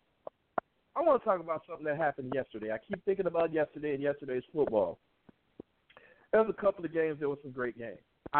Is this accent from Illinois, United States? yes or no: yes; Chicago, Illinois, United States; I'm a Chicagoan, and I'm one of those Chicagoans